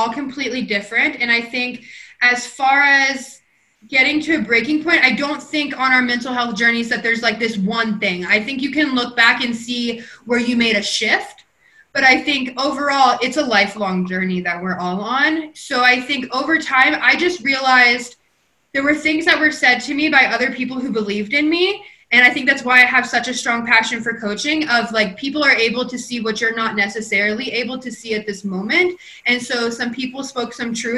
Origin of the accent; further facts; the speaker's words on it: Kentucky, United States; now in Colorado, United States; originally, I was born and raised in Kentucky, a small town